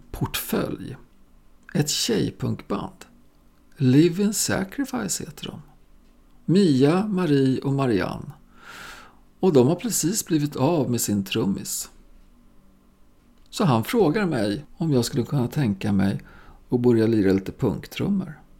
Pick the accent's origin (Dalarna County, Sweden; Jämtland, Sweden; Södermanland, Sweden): Jämtland, Sweden; Östersund; Jag bodde ju vid den här tiden fortfarande ihop med morsan på Västmanagatan som vi flyttade till från Östersund.